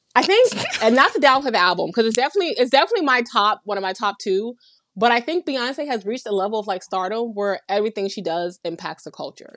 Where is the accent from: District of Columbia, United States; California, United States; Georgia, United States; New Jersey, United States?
Georgia, United States; Atlanta; moved away as an adult; also born or lived in Nigeria; now in New York City, United States; I am from Atlanta